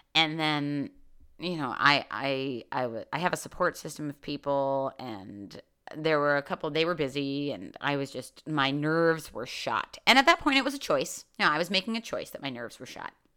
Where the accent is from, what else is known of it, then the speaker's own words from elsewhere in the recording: New York City, New York, United States; moved away; I'm from New York